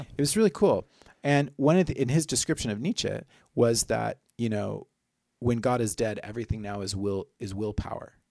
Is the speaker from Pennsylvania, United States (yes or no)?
no; Oklahoma, United States; my home state, Oklahoma